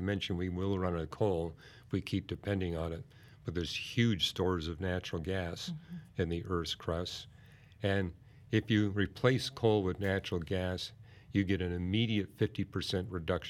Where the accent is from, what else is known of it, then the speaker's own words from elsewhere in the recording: Vancouver, British Columbia, Canada; This was just 6 miles from the house that I was raised in Vancouver. I would cross the bridge to North Vancouver, and I loved this park.